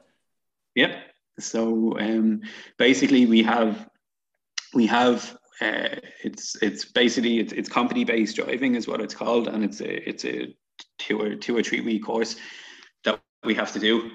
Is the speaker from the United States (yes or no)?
no; Dublin, Leinster, Ireland; I'm obviously from Dublin.